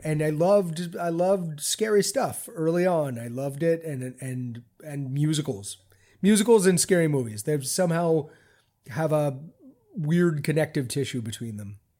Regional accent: Baltimore, Maryland, United States; I grew up in Baltimore, Maryland in the seventies

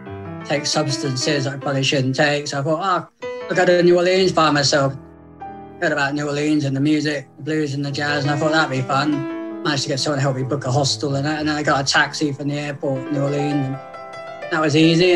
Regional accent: South West England, United Kingdom; I'm from Southwest England

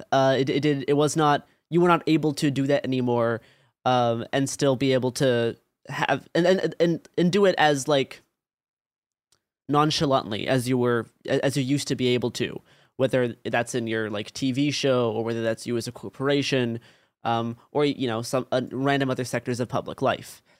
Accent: Portland, Oregon, United States; growing up in Portland, Oregon in, like, the twenty teens

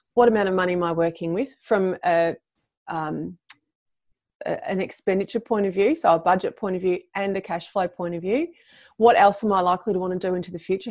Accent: Melbourne, Victoria, Australia; for Melbourne, for my hometown

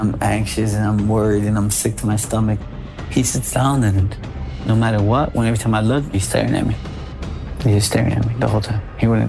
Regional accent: Chicago, Illinois, United States; Born and raised in Chicago.

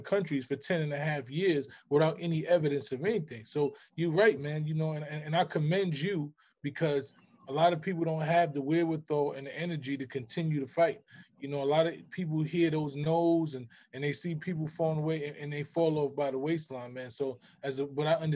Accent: New York City, New York, United States; We come from the Bronx

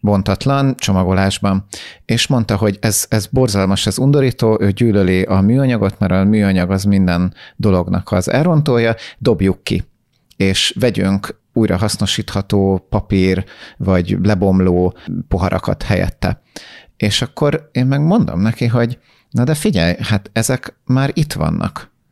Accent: Hungary; Magyarként sokkal jobban bennünk van ez, mert mi nem egy jóléti társadalomból jöttünk

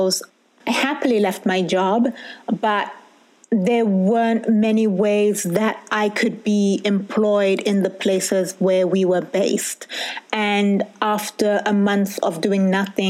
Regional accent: United Kingdom; moved away as an adult; I'm a Brit with Sotho DNA

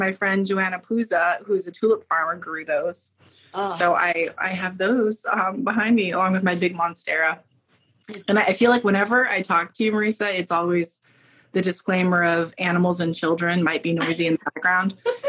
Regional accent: Alaska, United States; born there; also born or lived in Germany; you spent a lot of time in Germany. I was born in Alaska.

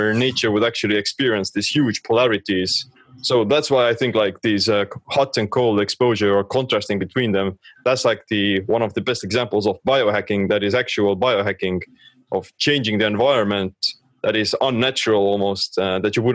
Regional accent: Estonia; I'm from Estonia

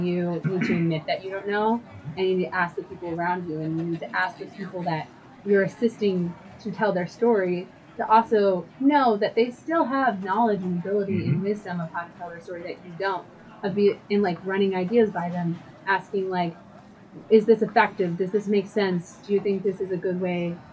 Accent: United States; growing up in the United States and in like a church culture

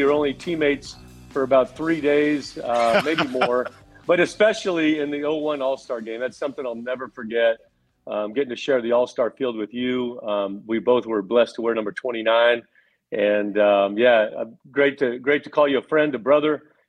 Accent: California, United States; Okay, so first of all, growing up in Southern California

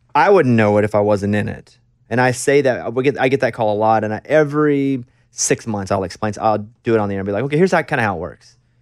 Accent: Arkansas, United States; moved away as an adult; I'm a dude from Arkansas

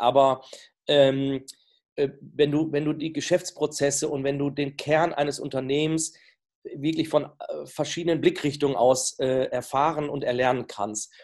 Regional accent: the Leverkusen area, North Rhine-Westphalia, Germany; Ich komme ja hier aus der Gegend

